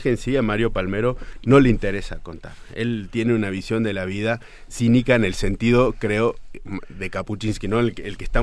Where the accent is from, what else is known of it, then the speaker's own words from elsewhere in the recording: Argentina; now in Mexico; como argentino de 41